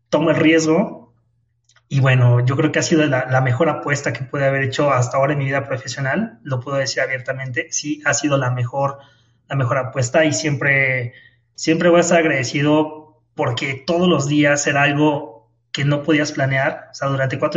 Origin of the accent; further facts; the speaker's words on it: Mexico City, Mexico; yo nací aquí en, Ciudad de México y bueno, criado en, Ciudad de México, en el Estado de México, que básicamente es la Ciudad de México, ¿no? Chilango